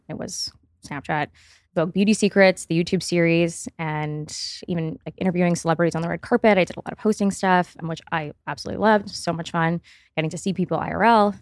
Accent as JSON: {"language": "English", "town": "Miami", "region": "Florida", "country": "United States", "tie": "born or raised there", "said": "I grew up in Miami"}